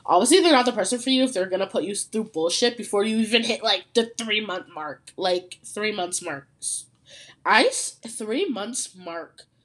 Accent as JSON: {"language": "English", "region": "Ontario", "country": "Canada", "said": "I'm from Ontario, Canada"}